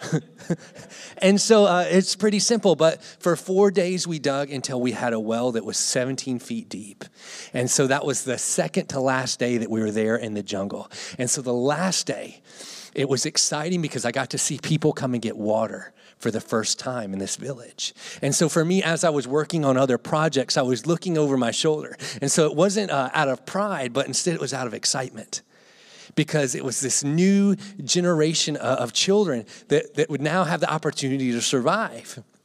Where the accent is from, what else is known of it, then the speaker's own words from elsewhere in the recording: Gloucester, Virginia, United States; moved away; I grew up here in Gloucester